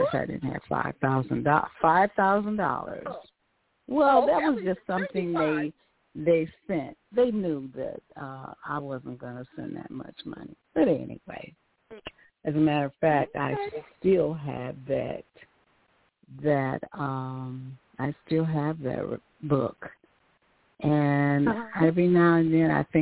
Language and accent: English; Gary, Indiana, United States; moved away as an adult; now in Michigan, United States; my hometown is Gary, Indiana